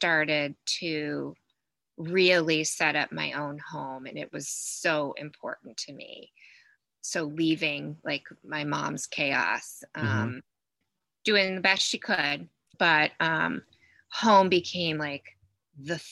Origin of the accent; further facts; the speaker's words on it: the South, United States; I grew up in the South. I grew up very poor, single mom.